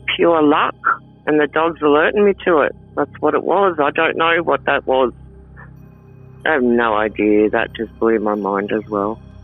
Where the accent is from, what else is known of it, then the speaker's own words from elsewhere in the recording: Sydney, New South Wales, Australia; moved away; I'm from Sydney